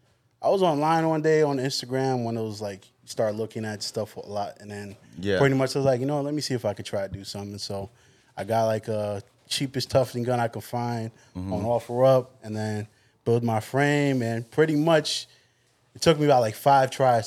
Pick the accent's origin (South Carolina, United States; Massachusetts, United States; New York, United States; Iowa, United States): New York, United States; Long Island; I'm from Long Island.